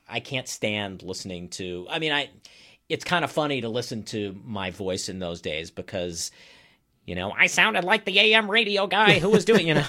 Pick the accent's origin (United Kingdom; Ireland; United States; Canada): United States; Maryland; moved away as an adult; also born or lived in Boston / upstate New York / Iowa / Flagstaff, Arizona; now in Wauwatosa, United States; I live in Wauwatosa. I am not from Wauwatosa. I grew up in Maryland.